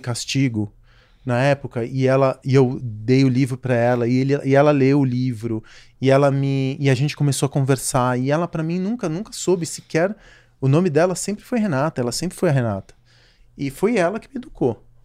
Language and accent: Portuguese; São Paulo, Brazil; como garoto de classe média baixa, crescendo em São Paulo